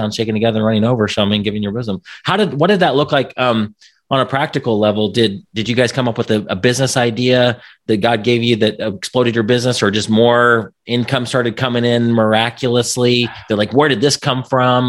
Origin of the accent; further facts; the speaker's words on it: Indiana, United States; I'm from Indiana